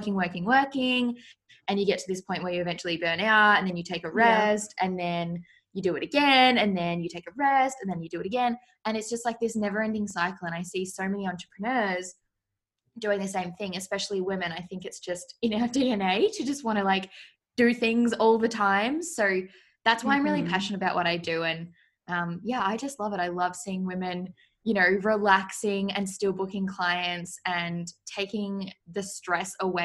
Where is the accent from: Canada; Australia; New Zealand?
Australia; I live in Australia, if you can't tell by my accent. People always get my accent mixed up and think like I'm from England or something. I'm like, nope, I'm from Australia